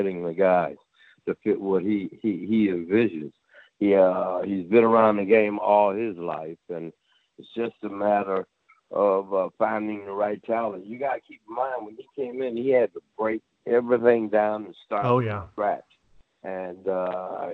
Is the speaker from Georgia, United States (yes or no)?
yes; Savannah, Georgia, United States; being from Georgia like I am, you know, I'm from Savannah